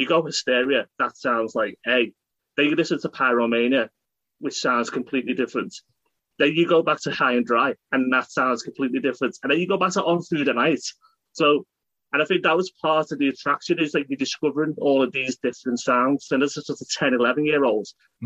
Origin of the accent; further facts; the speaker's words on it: United Kingdom; being British